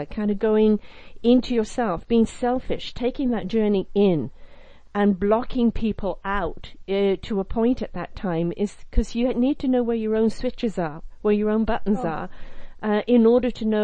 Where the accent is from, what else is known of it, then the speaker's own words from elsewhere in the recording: United Kingdom; I'm British.